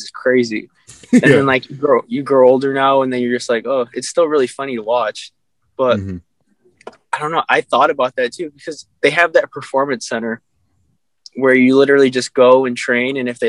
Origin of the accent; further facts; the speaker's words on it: Midwest, United States; I'm from the Midwest, so I've literally been to like Florida and then it's the states surrounding, like the boring states for like wrestling tournaments and stuff like that.